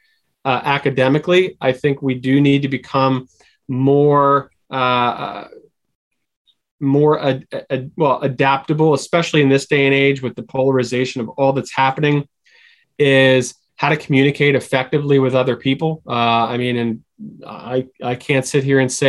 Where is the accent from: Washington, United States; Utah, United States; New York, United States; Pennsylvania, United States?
Pennsylvania, United States; Philadelphia; I'm from Philadelphia